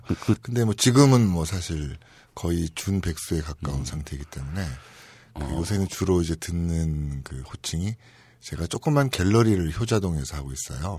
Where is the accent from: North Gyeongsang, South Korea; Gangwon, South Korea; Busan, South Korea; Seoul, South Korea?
Seoul, South Korea; 저는 서울에서 태어났습니다